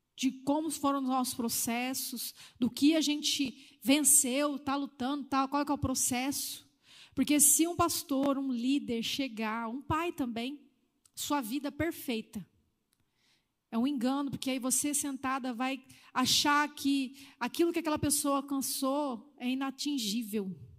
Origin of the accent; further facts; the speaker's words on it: Northeast Region, Brazil; da onde eu fui criada, a cultura do Nordeste, né? era assim mesmo